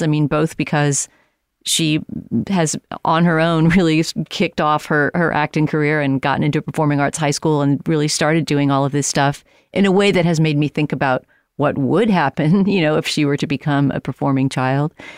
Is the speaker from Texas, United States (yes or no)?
yes; San Antonio, Texas, United States; moved away; I was in San Antonio, my hometown